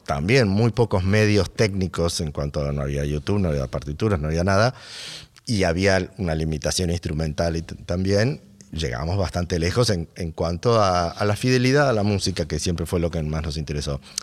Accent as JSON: {"language": "Spanish", "region": "Buenos Aires", "country": "Argentina", "said": "Soy, soy de Buenos Aires"}